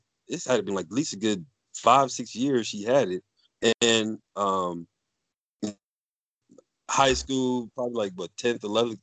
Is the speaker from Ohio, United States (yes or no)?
yes; Ashtabula, Ohio, United States; also born or lived in Chicago, Illinois; now in Erie, United States; my mom had moved us out of Chicago when I was like six or seven years old. We moved to Ashtabula, Ohio